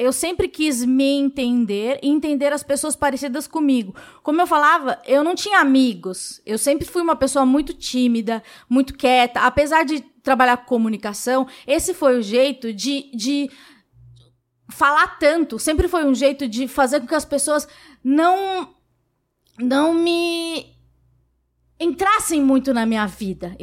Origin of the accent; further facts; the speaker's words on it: São Paulo, Brazil; Eu nasci no Capão Redondo